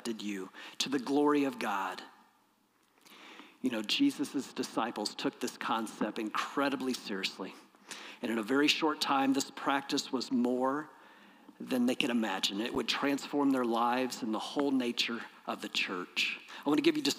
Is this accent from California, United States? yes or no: no; Peoria, Illinois, United States; growing up in Peoria, Illinois, in my church